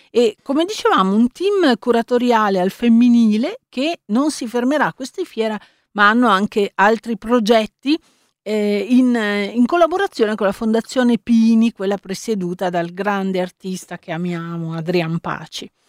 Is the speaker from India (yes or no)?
no; Turkey; Italian is a second language; Sono turca.